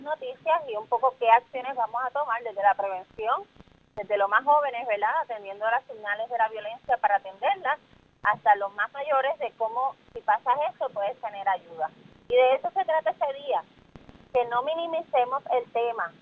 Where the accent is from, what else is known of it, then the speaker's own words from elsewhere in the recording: Puerto Rico; lo que tenemos que hacer como sociedad puertorriqueña